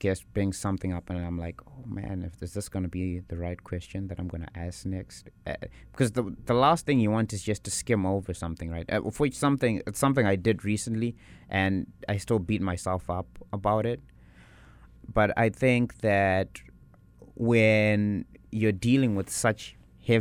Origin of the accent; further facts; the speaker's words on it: South Africa; now in Winnipeg, Canada; I'm from South Africa.